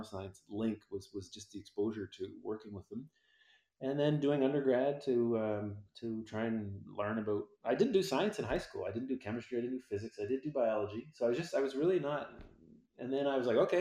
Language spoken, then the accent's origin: English; Victoria, British Columbia, Canada; I'm from Victoria, BC, on the west coast of Canada